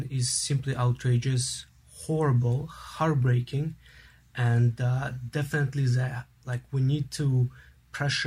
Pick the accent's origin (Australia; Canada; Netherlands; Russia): Canada; our pride as a Canadian